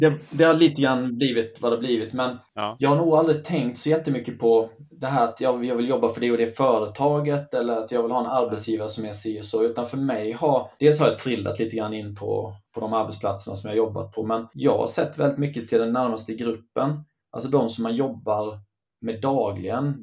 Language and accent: Swedish; Karlskrona, Blekinge, Sweden; moved away as an adult; Jag är från eh, Karlskrona från början, eller från Jämjö, strax utanför Karlskrona